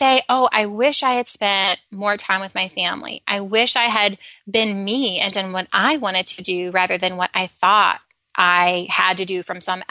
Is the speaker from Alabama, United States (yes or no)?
yes; Alabama, United States; So I grew up in Alabama